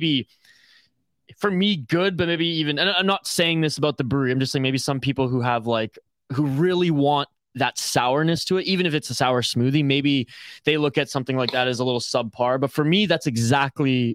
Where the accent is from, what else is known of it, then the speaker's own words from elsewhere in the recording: Vancouver Island, British Columbia, Canada; I'm from Vancouver Island, the hipster fucking capital